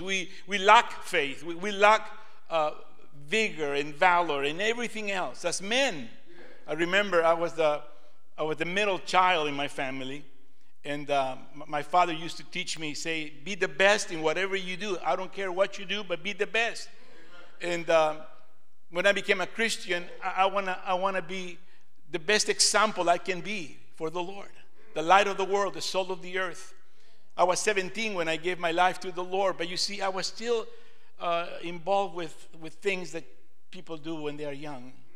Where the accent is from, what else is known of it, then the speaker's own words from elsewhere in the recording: Lima, Peru; now in United States; I was born in Lima, Peru, South America